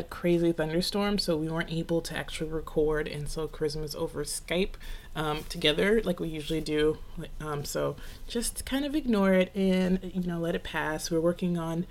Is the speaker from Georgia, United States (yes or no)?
yes; Atlanta, Georgia, United States; moved away; I'm from Atlanta